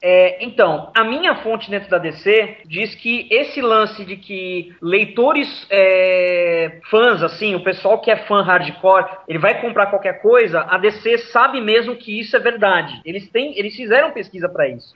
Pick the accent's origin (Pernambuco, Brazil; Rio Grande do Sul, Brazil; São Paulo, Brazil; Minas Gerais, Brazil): São Paulo, Brazil; Santos; eu sou de Santos, no litoral de São Paulo